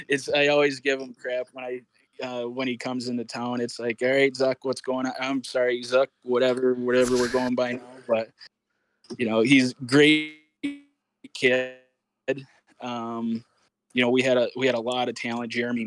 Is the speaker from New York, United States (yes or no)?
no; Warren, Michigan, United States; I grew up playing house league hockey in Michigan. I grew up in the Detroit area in Warren, Michigan.